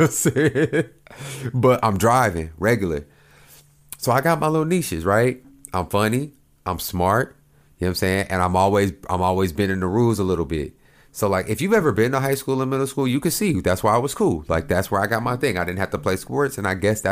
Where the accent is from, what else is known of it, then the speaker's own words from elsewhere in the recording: Oklahoma, United States; moved away; I grew up in in Oklahoma